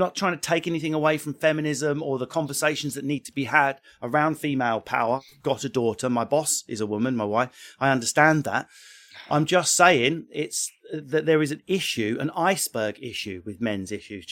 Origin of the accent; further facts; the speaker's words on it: Essex, East of England, United Kingdom; if you've got my accent, I'm from Essex